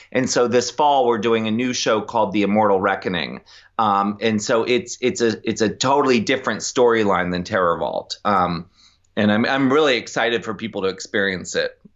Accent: Annapolis, Maryland, United States; also born or lived in Ocean City, Maryland; I grew up in Annapolis, but my parents had a beach

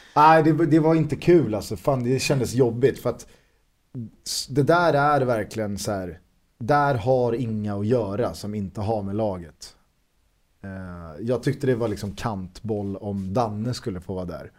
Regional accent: Stockholm and Solna, Stockholm County, Sweden; Vi är ju från eh, Stockholm och Solna

